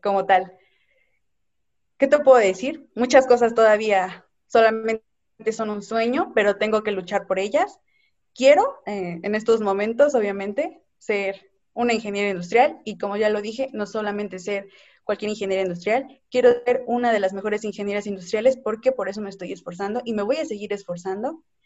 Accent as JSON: {"language": "Spanish", "country": "Mexico", "said": "Como mexicanos somos muy buenos"}